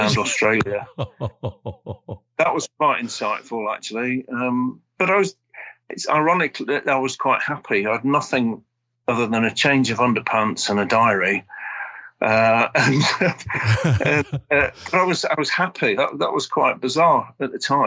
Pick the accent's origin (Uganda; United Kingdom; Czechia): United Kingdom; Sheffield, Yorkshire and the Humber; moved away as an adult; also born or lived in King's Lynn, Norfolk / Lebanon; now in Nottinghamshire, United Kingdom; I grew up in Sheffield